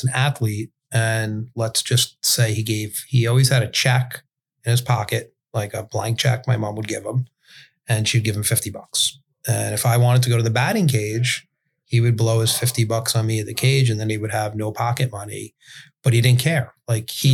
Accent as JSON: {"language": "English", "town": "New York City", "region": "New York", "country": "United States", "tie": "born or raised there", "said": "grew up in Brooklyn in a neighborhood."}